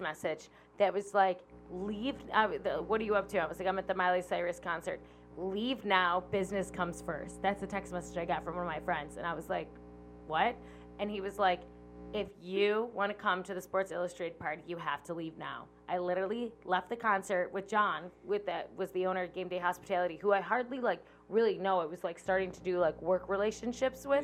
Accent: Buffalo, New York, United States; I grew up in South Buffalo, West Seneca area

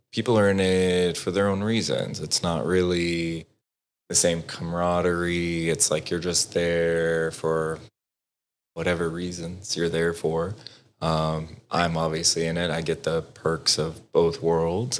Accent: Texas, United States; now in Dallas, United States; I grew up in Broward, Texas

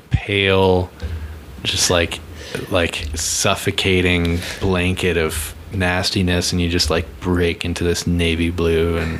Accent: East Coast, United States; now in Colorado, United States; I grew up on the East Coast.

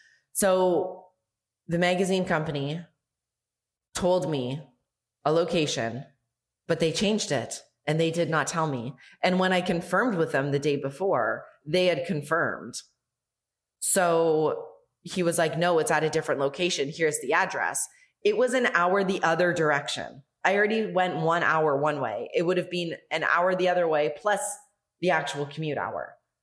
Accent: Canada; now in Mexico; from Mexico. I am not … from Canada.

